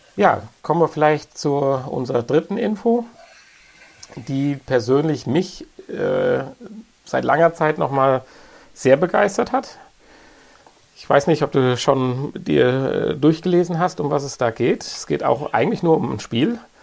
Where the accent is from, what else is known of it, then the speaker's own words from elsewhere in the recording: Germany; bei uns in Deutschland